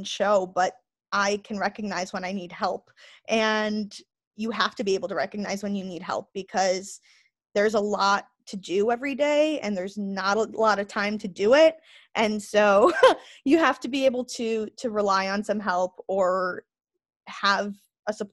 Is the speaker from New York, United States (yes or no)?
yes; Syracuse, New York, United States; moved away as an adult; now in Capital Region, New York, United States; I grew up in Syracuse